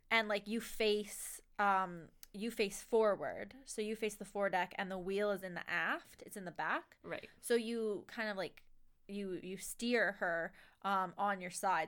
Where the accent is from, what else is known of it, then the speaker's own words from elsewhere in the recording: Lunenburg, Nova Scotia, Canada; I'm from Lunenburg